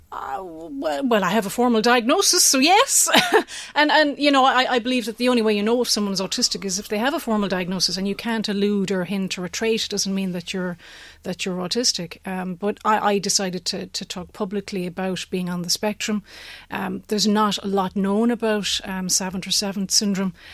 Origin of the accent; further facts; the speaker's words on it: County Limerick, Munster, Ireland; moved away as an adult; also born or lived in United States; Originally from, uh, the middle of nowhere in County Limerick